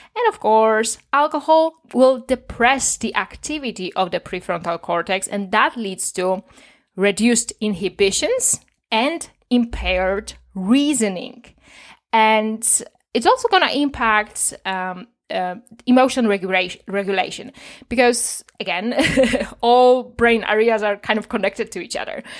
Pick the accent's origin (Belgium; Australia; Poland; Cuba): Poland; as a child, I saw a lot of alcoholism on the street because I'm from Poland